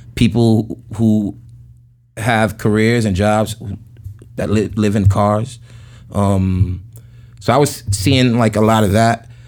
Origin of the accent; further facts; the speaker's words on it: New York City, New York, United States; I grew up in Jamaica, Queens